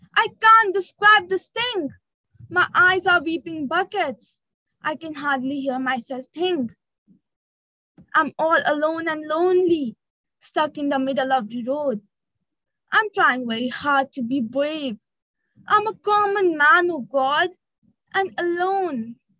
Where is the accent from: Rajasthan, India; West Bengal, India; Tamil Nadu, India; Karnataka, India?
West Bengal, India; Siliguri; from Siliguri, West Bengal.